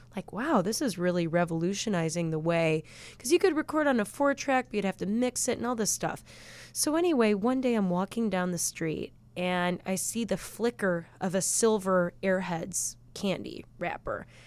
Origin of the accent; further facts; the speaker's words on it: Chicago, Illinois, United States; we grew up in West Rogers Park